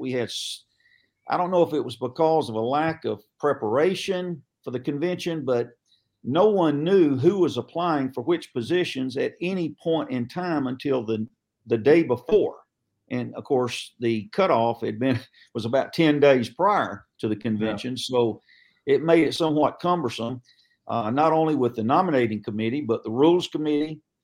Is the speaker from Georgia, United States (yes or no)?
yes; Cobb County, Georgia, United States; also born or lived in North Fulton, Georgia / South Forsyth County, Georgia; I'm from Cobb originally